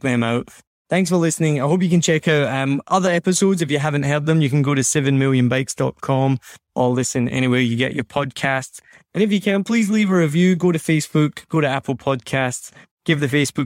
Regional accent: Scotland, United Kingdom; now in Vietnam; I'm Scottish

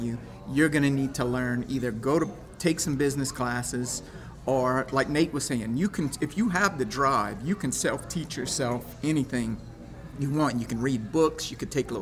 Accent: Lafayette, Louisiana, United States; now in Breaux Bridge, United States; I grew up in Lafayette, went to school, everything, lived in Lafayette during college.

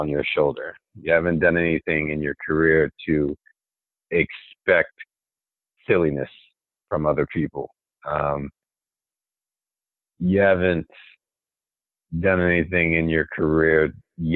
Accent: Olney, Maryland, United States; I came from Olney, Maryland. You've probably never heard of that city. Olney, Maryland, a nobody

